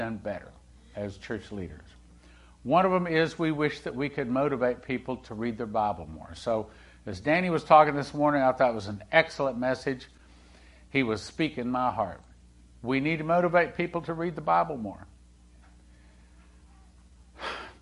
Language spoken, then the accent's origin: English; Texas, United States; also born or lived in Topeka, Kansas; when Leslie and I moved from Topeka, Kansas, back down to Texas, where, you know, Texas is home